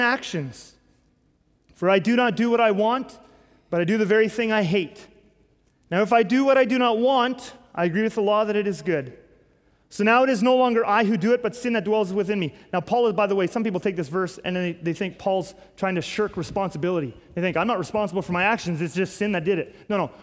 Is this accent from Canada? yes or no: yes; Canada; our country, Canada